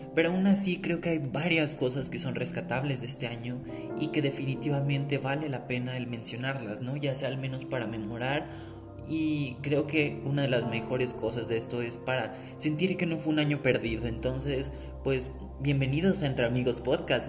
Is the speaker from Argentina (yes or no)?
no; Mexico; no solo en México, que es de donde soy